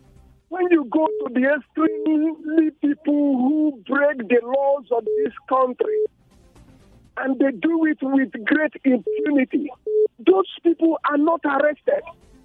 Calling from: Refugio, Texas, United States; I'm calling from Refio.

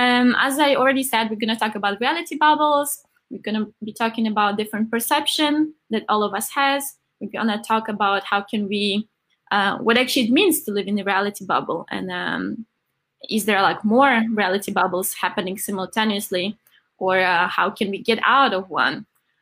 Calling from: Copenhagen, Capital Region, Denmark; So I'm joining today from Copenhagen.

